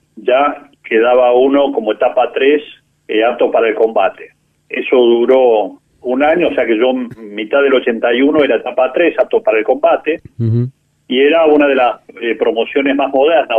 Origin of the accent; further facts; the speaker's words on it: San Isidro, Buenos Aires Province, Argentina; also born or lived in Córdoba; yo nací, eh, estábamos viviendo en, en San Isidro y, bueno, ya hice mi infancia en en San Isidro